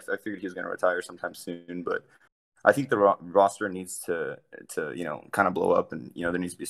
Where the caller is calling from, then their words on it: San Antonio, Texas, United States; I'm calling from San Antonio, Texas, dude.